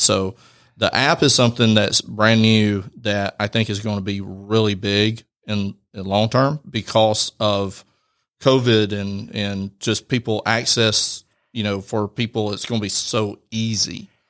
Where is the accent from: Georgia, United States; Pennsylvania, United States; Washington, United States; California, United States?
Georgia, United States; Rome; I'm born and raised in Rome